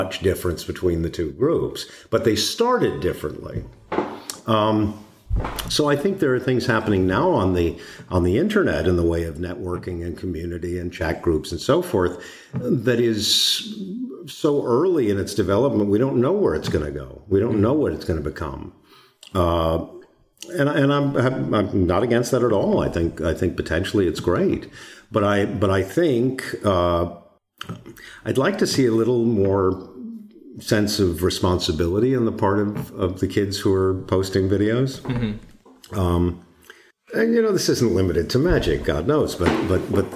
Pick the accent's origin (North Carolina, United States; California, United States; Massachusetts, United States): Massachusetts, United States; Boston; moved away; I'm originally from Boston